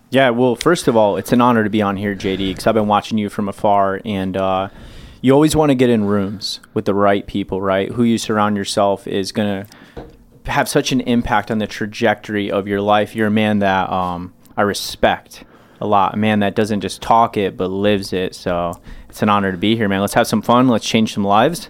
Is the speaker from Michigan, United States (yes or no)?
yes; Michigan, United States; I grew up so poor, but in Michigan